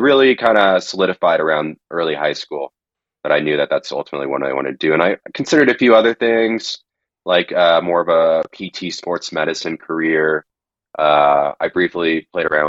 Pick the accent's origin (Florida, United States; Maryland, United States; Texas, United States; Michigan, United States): Texas, United States; Plano; moved away as an adult; also born or lived in Oklahoma; now in Colorado, United States; I grew up in Dallas, Texas, and was raised in a suburb of Dallas, Plano